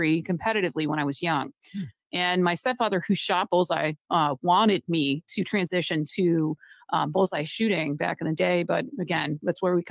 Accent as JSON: {"language": "English", "region": "Massachusetts", "country": "United States", "tie": "born or raised there", "moved": "yes", "said": "I'm actually someone who was born and raised in Massachusetts. So technically, I'm kind of back home"}